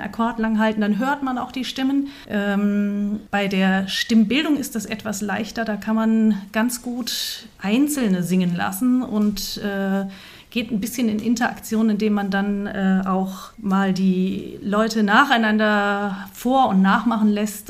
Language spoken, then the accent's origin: German; Fulda, Hesse, Germany; also born or lived in Kassel; Ich bin gerne in Fulda aufgewachsen und wie man sieht, auch wieder hierher zurückgekommen